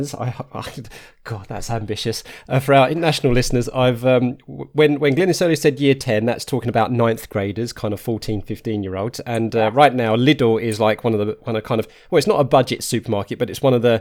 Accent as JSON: {"language": "English", "town": "Harlow", "region": "East of England", "country": "United Kingdom", "tie": "born or raised there", "said": "I grew up in Arlo in Essex"}